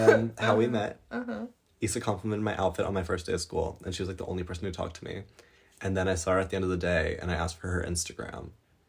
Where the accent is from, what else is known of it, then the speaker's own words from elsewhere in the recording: Colorado, United States; now in Europe; I have spent the last couple of weeks in the United States, which we do every summer since we've moved to Europe. We come back and we visit my hometown in Colorado.